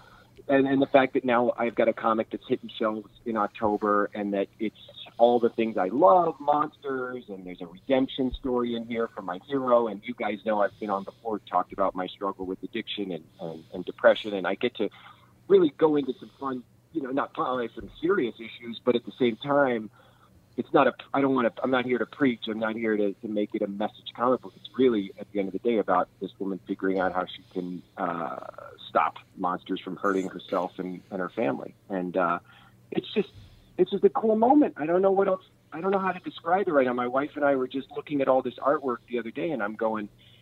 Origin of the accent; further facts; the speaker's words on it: Kansas City, Missouri, United States; I grew up in Kansas City with my local creature feature host was named Cremation Mortem